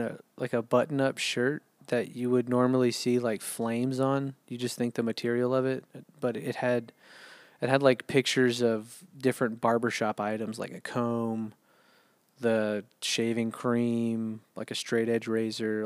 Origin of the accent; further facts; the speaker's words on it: United States; also born or lived in San Antonio; I'm American